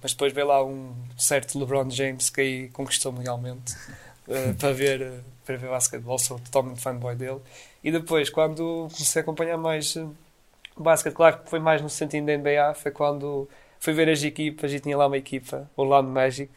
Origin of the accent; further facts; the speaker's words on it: Portugal; a equipa da minha terra, o CD Póvoa